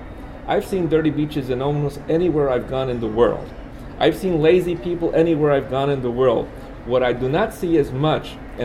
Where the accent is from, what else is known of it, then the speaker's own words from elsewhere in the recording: San Germán, Puerto Rico; now in Kent, United States; I work at Kent State University, but I'm Puerto Ricano from San Germán. And I just live and work out there, but this is my home, this is my country, this is my nation and my identity.